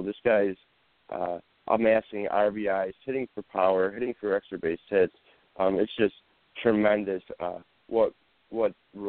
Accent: Buffalo, New York, United States; my hometown team, Buffalo Bills

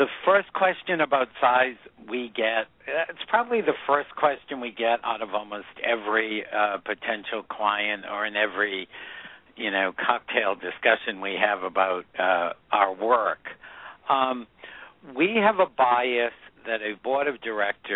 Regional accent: New England, United States; I grew up in New England

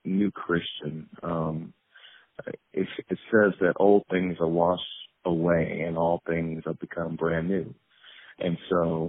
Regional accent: Peoria, Illinois, United States; I'm originally from Peoria, Illinois

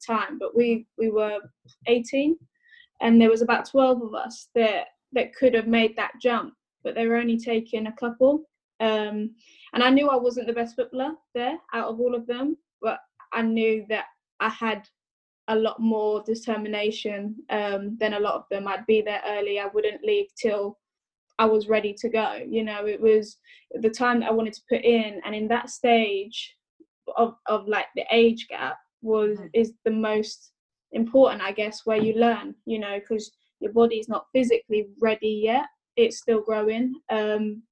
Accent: Southampton, South East England, United Kingdom; I've always grown up in the south of England, hence the accent.

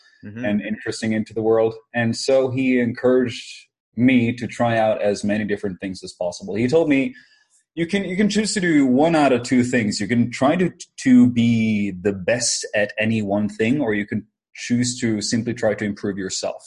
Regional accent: Norway; I am from Norway

